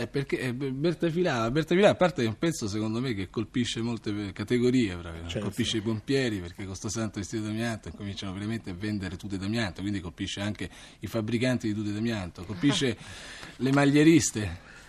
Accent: Rome, Lazio, Italy; born or raised there; also born or lived in Crotone, Calabria

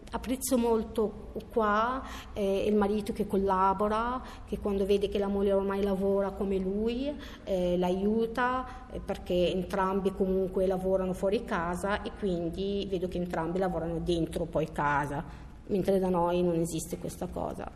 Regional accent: Egypt; Italian is a second language; now in Italy; in Egitto come una donna o una ragazza avevo paura che uscire di sera

